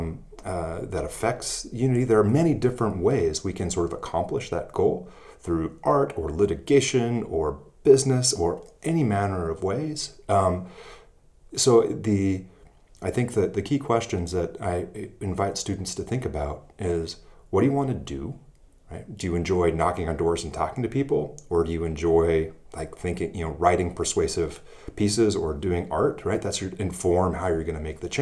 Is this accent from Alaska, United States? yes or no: yes; Alaska, United States; moved away; also born or lived in Iowa; I continued my law practice back in my home state of Alaska